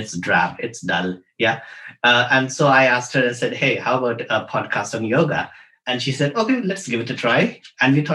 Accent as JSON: {"language": "English", "country": "India", "moved": "yes", "said": "we come from India. So we grow up with yoga as a way of life"}